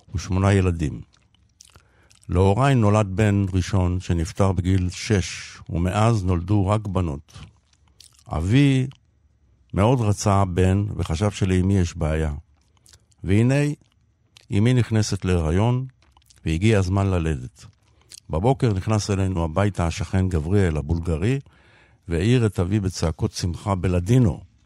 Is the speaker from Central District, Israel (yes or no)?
no; Tel Aviv, Tel Aviv District, Israel; נולדתי וגדלתי בשכונת שפירא בדרום תל אביב